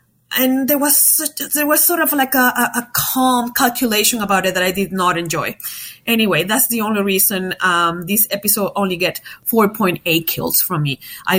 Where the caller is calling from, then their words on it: Port Coquitlam, British Columbia, Canada; I'm calling from Port Coquitlam, BC in Canada. It's a small city in the lower mainland, in the Vancouver lower mainland.